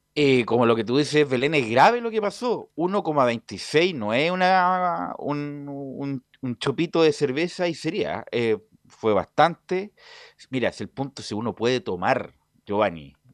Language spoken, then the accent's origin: Spanish; Chile; como chilenos que somos